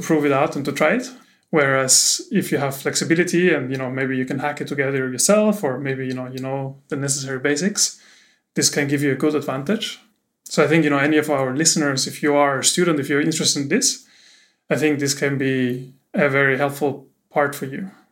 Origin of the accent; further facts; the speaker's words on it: Austria; moved away; I'm from Austria, from Austria, so you can tell it's German.